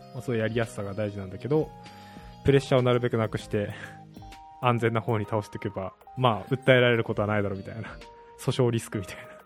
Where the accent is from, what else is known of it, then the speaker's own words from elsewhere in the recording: southern Japan, Japan; moved away as an adult; also born or lived in Australia; now in Tokyo, Japan; 僕出身が南の方